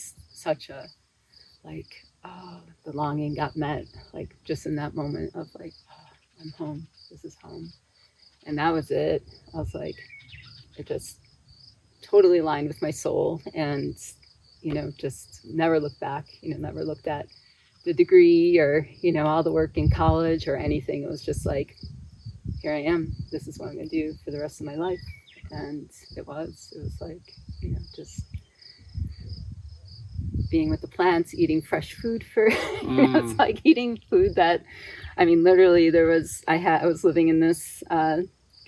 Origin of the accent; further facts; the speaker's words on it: Buffalo, New York, United States; moved away as an adult; also born or lived in New Mexico / Washington; now in Utah, United States; I grew up in Buffalo, New York, or the suburbs of Buffalo, New York